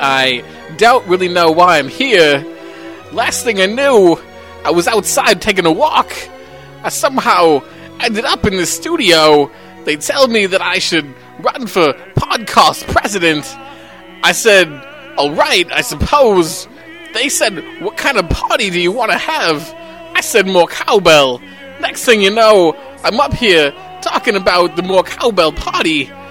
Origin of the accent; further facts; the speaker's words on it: Minnesota, United States; I was in my hometown in Minnesota